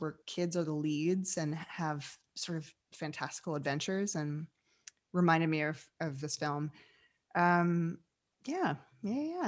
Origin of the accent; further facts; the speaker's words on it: New York City, New York, United States; moved away as an adult; now in Los Angeles, United States; I'm from New York City originally, uh, came out of the theater world